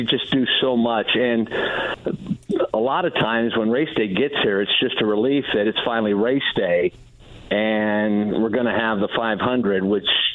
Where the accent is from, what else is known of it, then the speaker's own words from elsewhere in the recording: Delphos, Ohio, United States; The A&W in Delphus, Ohio, my hometown